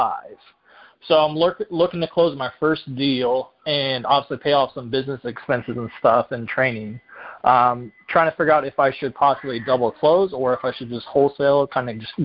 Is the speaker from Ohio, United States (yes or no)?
no; Clearwater, Florida, United States; I'm originally from the Clearwater area. Now I'm Brandon.